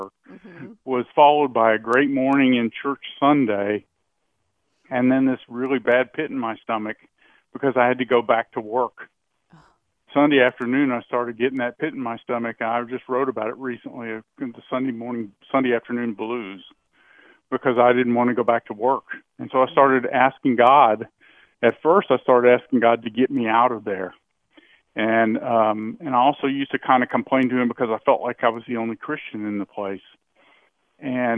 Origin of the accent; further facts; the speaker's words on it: United States; I was born in America